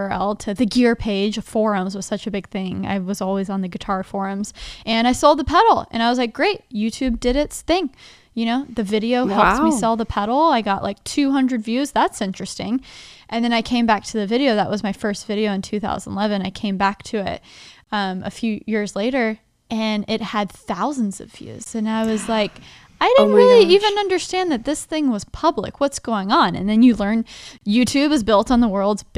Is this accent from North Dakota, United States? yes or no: no; Dallas, Texas, United States; born or raised there; moved away as an adult; also born or lived in Nashville, Tennessee